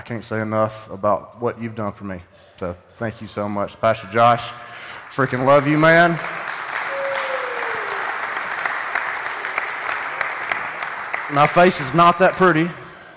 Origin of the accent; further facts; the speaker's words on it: Pumpkin Center, Alabama, United States; I'm from Pumpkin Center